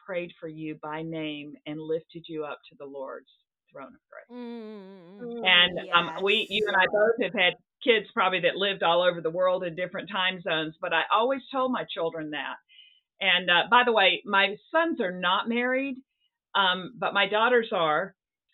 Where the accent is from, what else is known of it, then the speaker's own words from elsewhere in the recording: the South, United States; moved away as an adult; also born or lived in Seattle; now in New England, United States; it's not the Bible Belt, where I grew up in the South